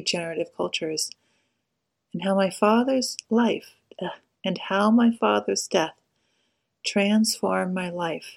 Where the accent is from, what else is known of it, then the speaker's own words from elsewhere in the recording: United States; definitely an American